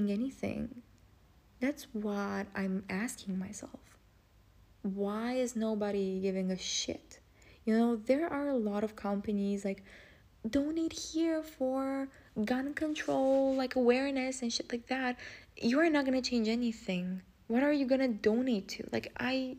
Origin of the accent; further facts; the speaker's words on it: Romania; English is a second language; I'm Romanian.